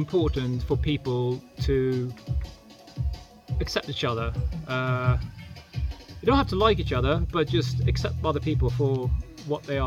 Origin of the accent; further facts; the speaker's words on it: Sweden; I'm from Sweden.